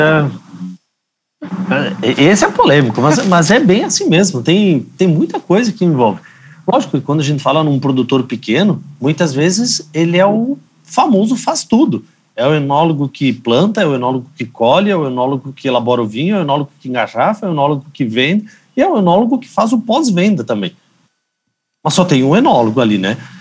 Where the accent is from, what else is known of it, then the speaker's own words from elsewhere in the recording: Bento Gonçalves, Rio Grande do Sul, Brazil; eu sou natural de Bento Gonçalves. Eu sou da terra da uva e do vinho